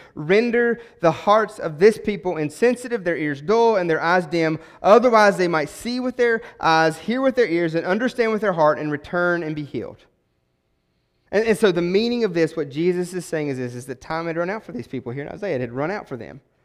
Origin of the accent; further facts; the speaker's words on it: West Virginia, United States; moved away; I'm not from around here, I'm a transplant, right? I'm from West Virginia